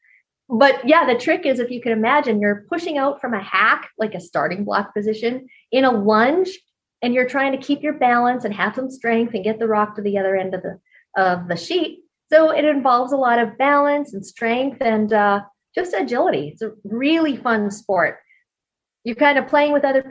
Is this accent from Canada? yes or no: yes; Canada; moved away; also born or lived in Colorado; I grew up in Canada and I grew up curling